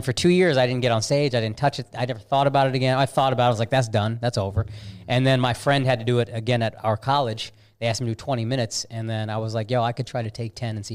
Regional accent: Plano, Texas, United States; moved away as an adult; also born or lived in Dallas, Texas / Frisco, Texas / New York City / Los Angeles; I'm born and raised here. In Dallas, yeah. Right. Baylor Hospital. And then I grew up in Plano in the suburbs

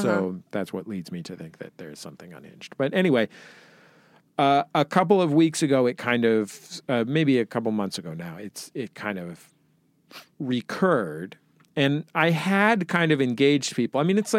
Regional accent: San Francisco, California, United States; I grew up in the Mission in San Francisco, like I grew up 8 blocks from Castro Street

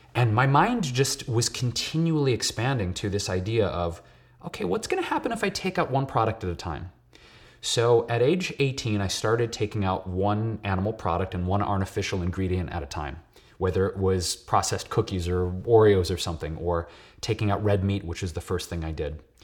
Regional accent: Detroit, Michigan, United States; moved away as an adult; now in Los Angeles, United States; I was born and raised in Detroit, um, Puerto Rican and Polish, and, uh, I've been living in L A for about eight years now.

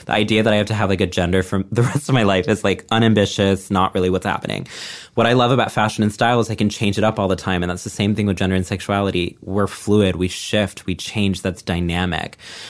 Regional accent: Texas, United States; then I'm going to be in Texas, my hometown, putting together our first Pride party in like a decade, I think.

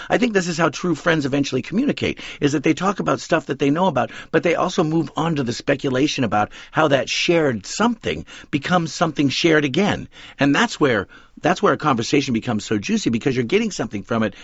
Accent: West Coast, United States; We grew up on the West Coast

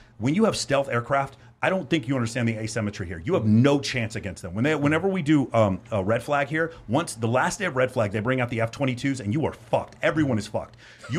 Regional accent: United States; We're from the United States. It's Louisiana and Texas.

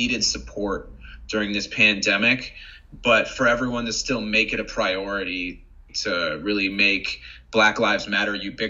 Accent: United States; growing up in America

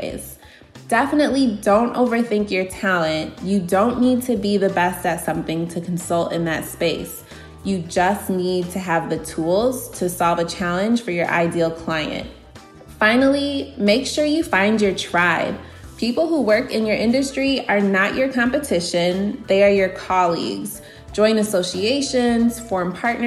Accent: Aurora, Illinois, United States; I'm from Aurora, Illinois in the Chicago suburbs

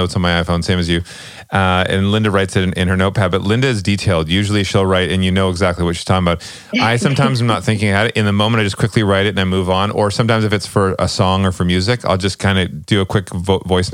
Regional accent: outside of Vancouver, British Columbia, Canada; I'm from the West Coast. I'm from outside of Vancouver

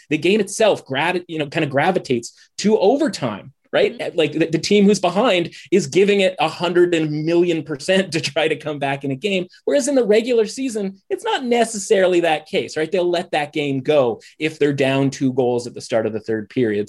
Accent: British Columbia, Canada; moved away as an adult; now in Toronto, Canada; I'm currently living in Toronto, which I have for oh. about 15 years now, but I'm originally a British Columbian

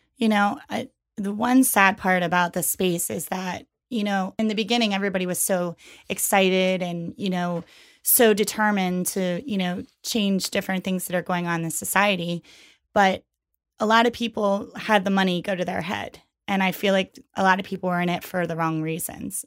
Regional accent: York, Pennsylvania, United States; now in New York City, United States; I'm originally from York, Pennsylvania. Um, I moved to New York City in two thousand one

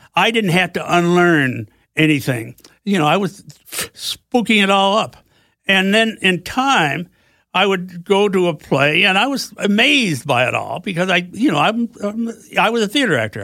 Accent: Vermont, United States; moved away as an adult; also born or lived in Potsdam, New York; where I grew up in Vermont.

